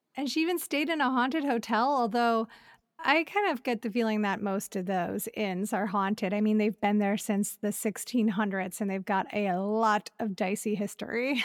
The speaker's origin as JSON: {"language": "English", "town": "Elyria", "region": "Ohio", "country": "United States", "tie": "born or raised there", "moved": "as an adult", "lives_now": "Los Angeles, United States", "said": "growing up in Ohio"}